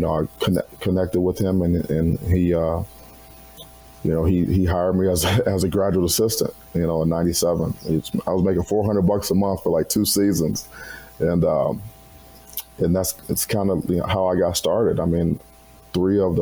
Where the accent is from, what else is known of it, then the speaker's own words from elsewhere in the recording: Cleveland, Ohio, United States; moved away as an adult; also born or lived in Madison, Wisconsin; I was 8 hours away from home. You know, I'm from Cleveland